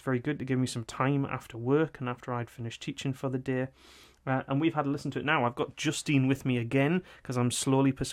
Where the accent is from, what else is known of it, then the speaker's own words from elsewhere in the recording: North Seaton Colliery, North East England, United Kingdom; born there; You know, I was born in North Seaton Colliery.